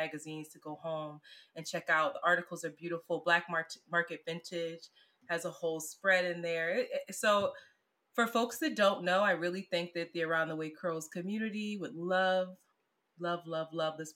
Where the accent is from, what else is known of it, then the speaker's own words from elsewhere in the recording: Philadelphia, Pennsylvania, United States; now in Brooklyn, United States; I'm from Philly